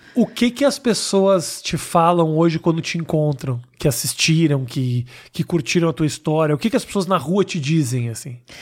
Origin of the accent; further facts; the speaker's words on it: Porto Alegre, Rio Grande do Sul, Brazil; now in São Paulo, Brazil; quando eu cheguei em São Paulo, sou de Porto Alegre